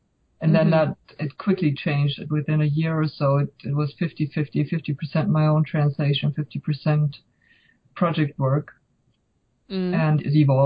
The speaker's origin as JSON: {"language": "English", "country": "Germany", "tie": "born or raised there", "moved": "as an adult", "lives_now": "United States", "said": "I grew up in Germany"}